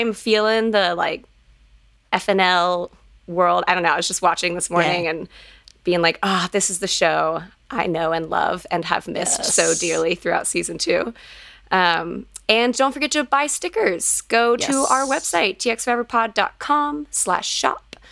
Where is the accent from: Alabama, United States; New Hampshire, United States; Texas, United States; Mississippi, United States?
Texas, United States; now in Colorado, United States; leaving Colorado and going back to Texas